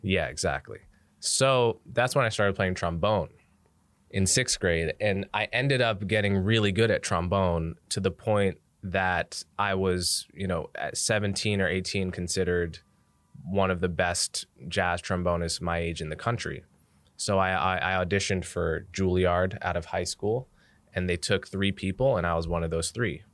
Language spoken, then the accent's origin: English; Montclair, New Jersey, United States; now in New York City, United States; I grew up in New Jersey. I grew up in Montclair, New Jersey, which is like a thirty minute drive outside the city